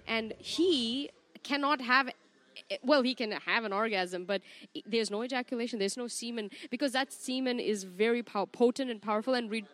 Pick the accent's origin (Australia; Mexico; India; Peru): India; now in Los Angeles, United States; I'm Indian